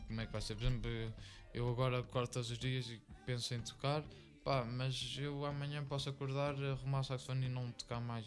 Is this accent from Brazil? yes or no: no; Fátima, Centro, Portugal; nós somos cá de Fátima